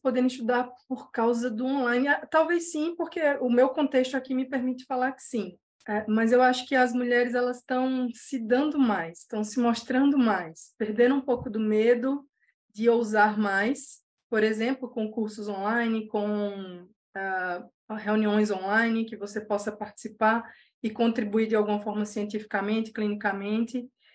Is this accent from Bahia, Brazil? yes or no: no; Paraíba, Brazil; moved away; also born or lived in São Paulo; vim do interior, de um sertão, lá da Paraíba